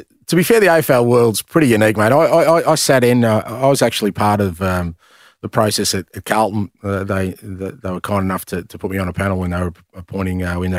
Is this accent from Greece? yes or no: yes; Greece; born there; I think there's always been an interest in me there because I was born in Greece.